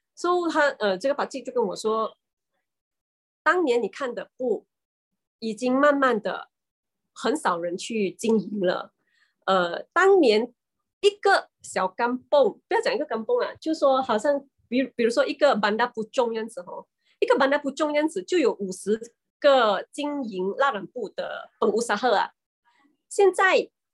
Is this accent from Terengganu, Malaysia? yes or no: yes; Marang, Terengganu, Malaysia; 那个地方叫做，呃，班达马让。虽然它是叫 班达啦， 它， 但是它是很小的一个镇来的。那么我们的那边的村民都是以捕鱼为生。